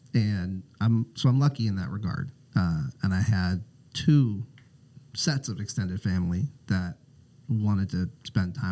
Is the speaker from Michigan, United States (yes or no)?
no; South Central Pennsylvania, United States; moved away as an adult; also born or lived in Minneapolis, Minnesota; now in Portland, United States; I moved to Minnesota after college and... kind of spent most of my adult life there so far, but I grew up in South Central Pennsylvania